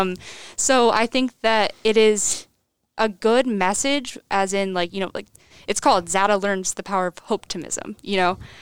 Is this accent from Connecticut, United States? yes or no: yes; Cheshire, Connecticut, United States; I'm from Cheshire, Connecticut. I went to Cheshire High School